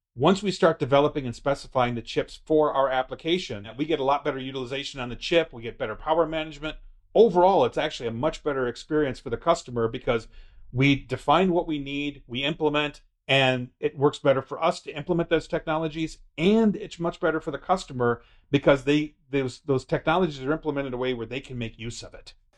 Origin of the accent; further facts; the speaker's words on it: United States; as an American